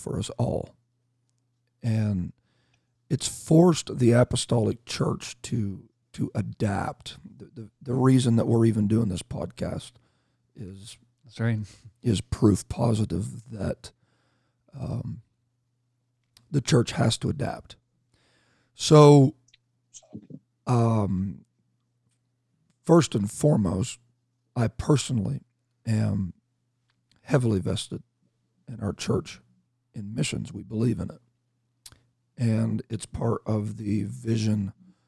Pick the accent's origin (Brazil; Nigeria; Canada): Canada; I'm Canadian